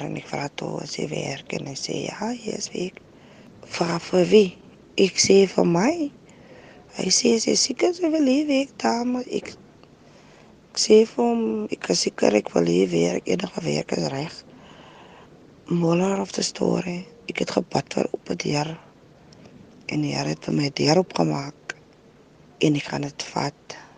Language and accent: Afrikaans; Stellenbosch, Western Cape, South Africa; now in Klapmuts, South Africa; Ek is van die Stellenbosch woonagtig in Klapmuts